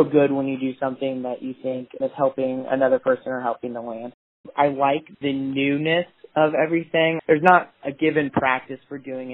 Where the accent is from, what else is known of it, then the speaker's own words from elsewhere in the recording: Northeast Missouri, United States; I am from Northeast Missouri, and I harvest native prairie plants